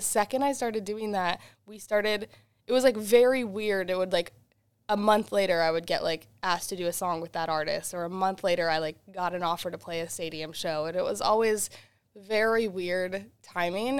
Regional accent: Worcester, Massachusetts, United States; also born or lived in Boston; I got to play in my hometown of Worcester, Massachusetts

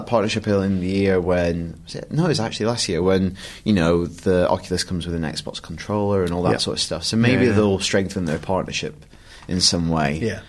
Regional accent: Blackburn, North West England, United Kingdom; I love Blackburn. I'm from Blackburn, should say.

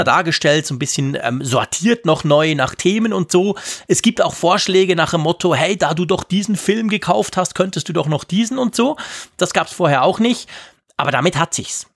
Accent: Switzerland; als Schweizer

